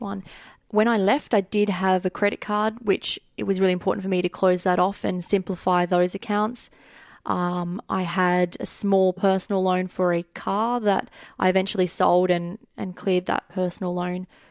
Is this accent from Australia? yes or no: yes; Australia; moved away as an adult; now in United Kingdom; I'm Australian